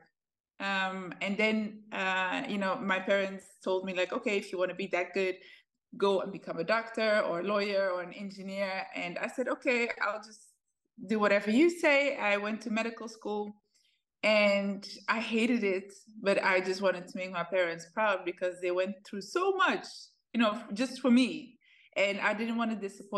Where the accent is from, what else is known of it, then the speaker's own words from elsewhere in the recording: Netherlands; also born or lived in Ethiopia; I was born in Ethiopia. My parents fled the country when I was 3 years old. We went to the Netherlands. That's where I lived for quite a long time. I grew up there.